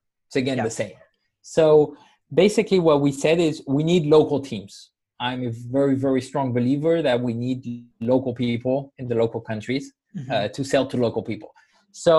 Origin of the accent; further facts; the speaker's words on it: Spain; I come from Spain originally